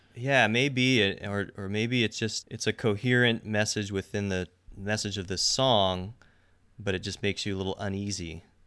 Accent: Seattle, Washington, United States; I'm from Seattle

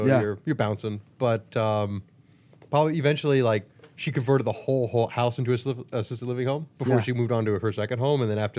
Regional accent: Washington, D.C. area, United States; D.C., right outside D.C., suburb.

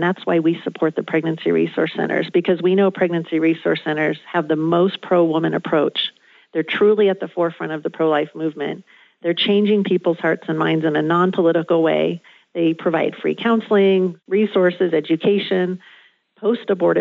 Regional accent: Southern California, United States; I grew up in Southern California

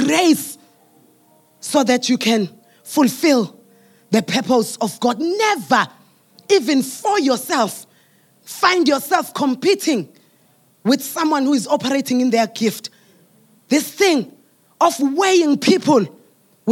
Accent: South Africa; I'm a South African.

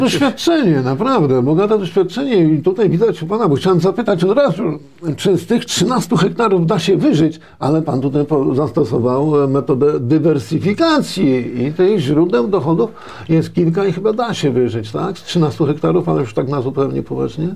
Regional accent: Poland; Ja się urodziłem na wsi, mieszkałem na wsi, e, pracowałem na wsi, tej perelowskiej wsi

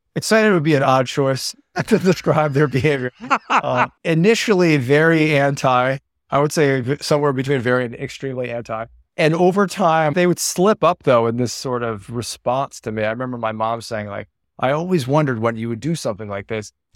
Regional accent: Connecticut, United States; moved away as an adult; now in Los Angeles, United States; I'm from Connecticut. I'm from a small suburb n, near New Haven

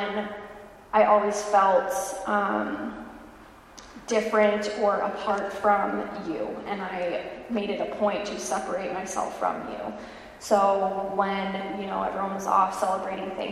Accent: California, United States; moved away as an adult; now in Raleigh, United States; I was born and raised in California

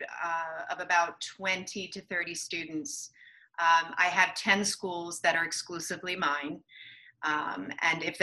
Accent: Philadelphia, Pennsylvania, United States; also born or lived in New York; I'm from Philadelphia originally

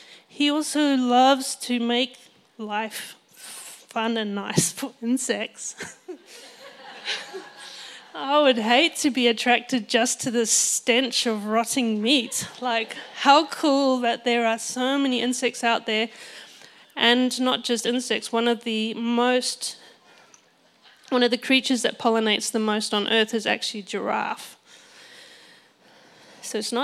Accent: Botswana; I grew up in Botswana, which is a beautiful nation in Africa, and I was there for all of my childhood, and I never learned to speak Setswana

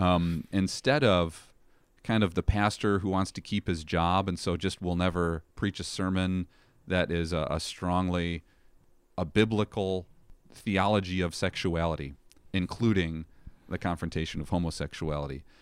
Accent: Chicago, Illinois, United States; also born or lived in Elmhurst, Illinois / Plainfield, Illinois; born and raised in the Chicago area

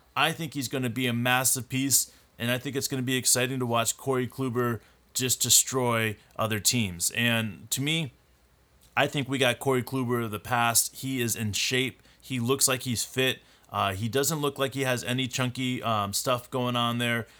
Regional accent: Scranton, Pennsylvania, United States; also born or lived in New York; now in Hawaii, United States; I grew up in Scranton, Pennsylvania

